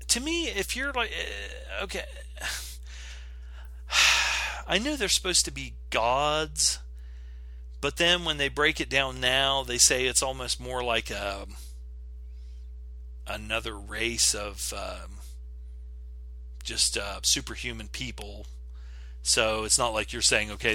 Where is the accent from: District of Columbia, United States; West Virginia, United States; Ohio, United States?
West Virginia, United States; I'm from West Virginia